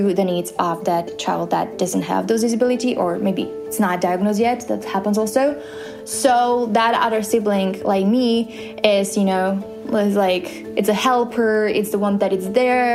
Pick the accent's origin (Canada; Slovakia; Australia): Slovakia; we're both from Slovakia